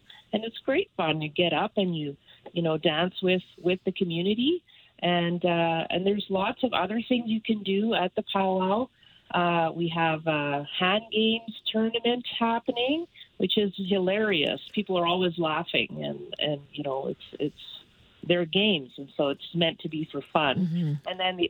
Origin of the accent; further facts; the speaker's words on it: Canada; It's, when I say our, I'm talking as a Canadian.